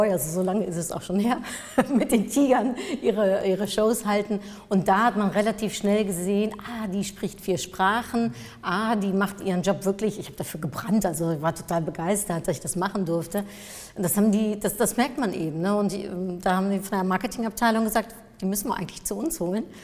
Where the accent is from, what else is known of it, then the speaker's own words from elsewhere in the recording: Germany; Ich bin äh, Niederländerin und in Deutschland aufgewachsen